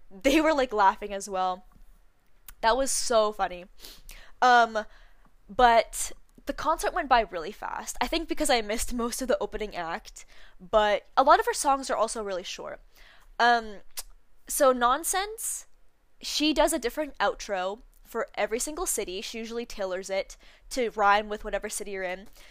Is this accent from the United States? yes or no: no; Canada; we're Canadian